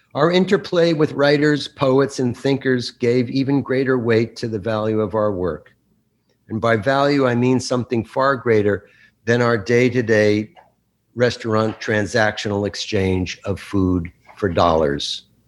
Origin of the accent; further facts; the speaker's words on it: Bergen County, New Jersey, United States; I grew up in Bergen County, just over the George Washington Bridge